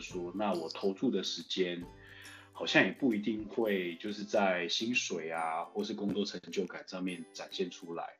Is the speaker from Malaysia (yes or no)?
no; Zhongli, Taoyuan, Taiwan; also born or lived in United States / China; 我是中立人